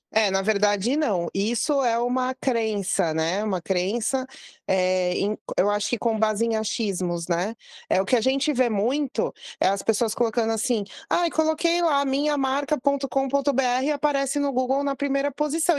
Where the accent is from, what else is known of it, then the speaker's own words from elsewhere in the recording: Brazil; eu sou filha de imigrantes libaneses, mas sou brasileira